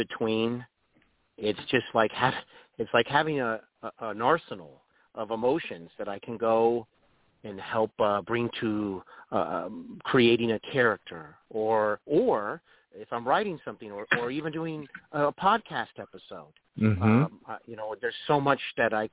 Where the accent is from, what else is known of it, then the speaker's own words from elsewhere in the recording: Dayton, Ohio, United States; also born or lived in North Carolina; now in Cincinnati, United States; I'm really from Dayton, Ohio